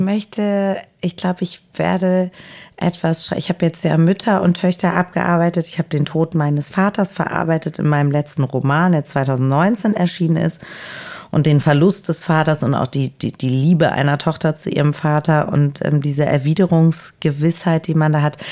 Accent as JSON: {"language": "German", "region": "Hamburg", "country": "Germany", "said": "Ich bin aus Hamburg"}